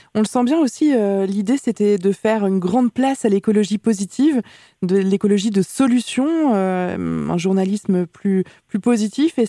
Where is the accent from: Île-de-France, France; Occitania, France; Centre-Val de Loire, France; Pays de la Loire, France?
Pays de la Loire, France; Nantes; chez nous, à Nantes